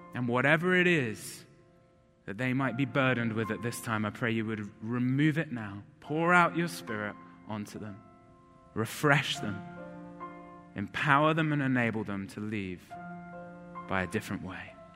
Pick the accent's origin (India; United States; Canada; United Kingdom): United Kingdom; High Wycombe, South East England; moved away; I grew up in England